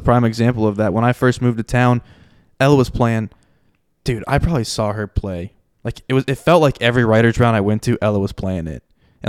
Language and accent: English; Fort Myers, Florida, United States; moved away; I'm from Fort Myers. Yeah. So that's my spot.